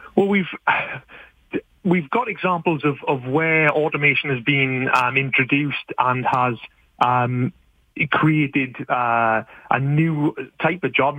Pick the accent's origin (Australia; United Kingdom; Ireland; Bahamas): United Kingdom; moved away as an adult; now in Canada; As you can probably tell from my accent, I'm, I'm a new settler to, to Canada and I'm from the UK